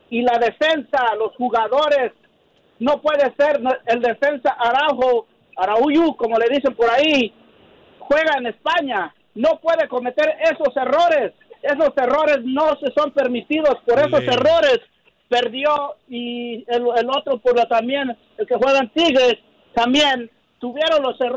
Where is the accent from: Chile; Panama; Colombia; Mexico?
Mexico; now in New York, United States; yo soy mexicano